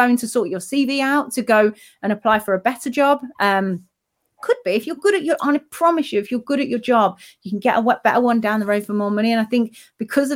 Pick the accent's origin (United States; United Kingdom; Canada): United Kingdom; UK, it's my hometown, but you know, it's where I'm originally from